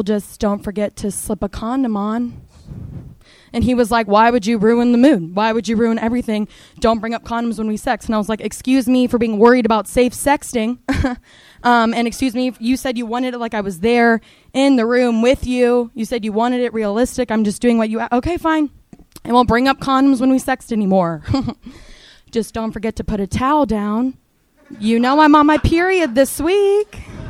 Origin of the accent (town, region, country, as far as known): Florida, United States